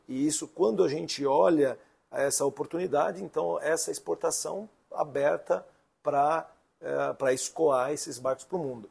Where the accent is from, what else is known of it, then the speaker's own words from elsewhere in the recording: São Paulo, Brazil; moved away as an adult; also born or lived in Indaiatuba, São Paulo / Santa Catarina; Sou paulistano da Gema